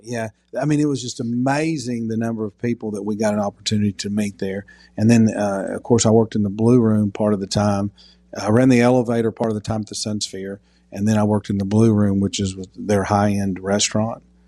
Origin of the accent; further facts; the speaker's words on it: Knoxville, Tennessee, United States; also born or lived in Alabama / Dallas, Texas / Birmingham, Alabama / Memphis, Tennessee; I was born in Alabama, but I grew up in Knoxville since I was two years old. Grew up in North Knoxville